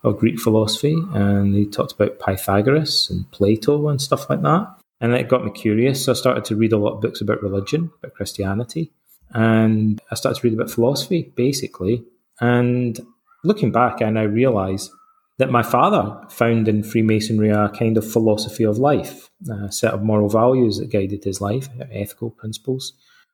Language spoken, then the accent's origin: English; Scotland, United Kingdom; accent: Scottish; moved away as an adult; also born or lived in London, England / Canada; now in Athens, Greece; I'm Scottish, as you can probably tell from my accent and my name